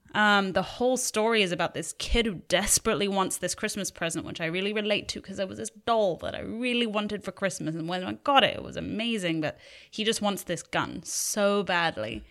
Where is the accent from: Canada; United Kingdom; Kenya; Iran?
United Kingdom; England; now in Los Angeles, United States; we grew up in England